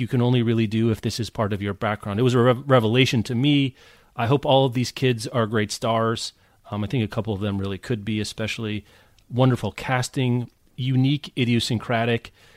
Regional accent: Lawrence, Kansas, United States; I grew up in Lawrence, Kansas

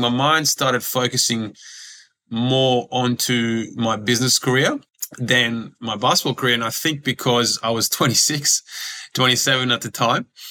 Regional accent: Australia; English is a second language; also born or lived in Croatia / Serbia; I grew up grew up in Australia in the school system here and and you know adjusted to to the Australian culture really quickly

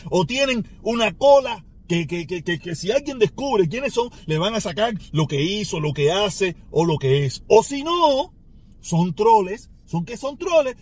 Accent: Cuba; Mi pueblo cubano

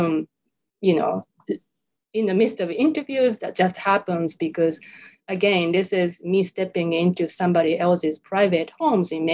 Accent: Japan; first language Japanese; English is a second language; moved away as an adult; now in United States; I'm born and raised in Japan, so Japanese is my native language.

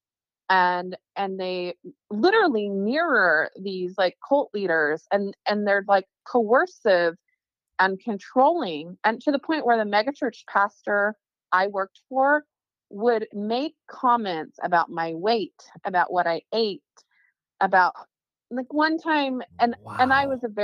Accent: California, United States; moved away; I'm from California

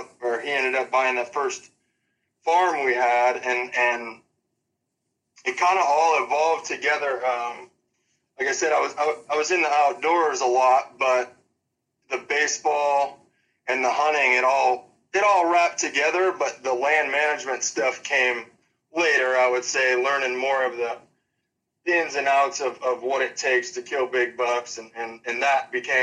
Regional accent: Monee, Illinois, United States; I'm actually from Moni, Illinois, yes.

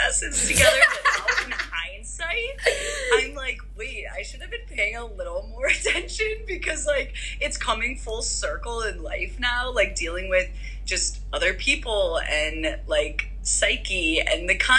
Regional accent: Chicago, Illinois, United States; moved away as an adult; also born or lived in Tucson, Arizona / San Rafael, California / Boulder, Colorado; now in San Diego, United States; growing up, born and raised in Chicago suburbs

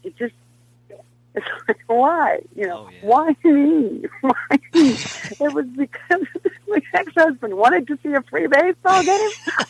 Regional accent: Nebraska, United States; moved away; I'm from Nebraska.

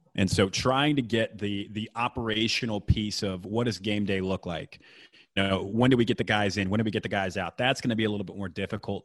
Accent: Houston, Texas, United States; also born or lived in Waco; growing up in Houston, spending time in Houston

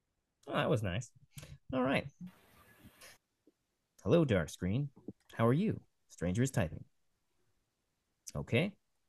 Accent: United States; also born or lived in Ohio; I'm from the United States.

